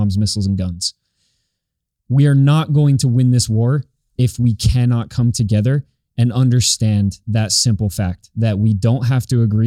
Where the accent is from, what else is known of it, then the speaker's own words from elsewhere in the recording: New York, United States; growing up in New York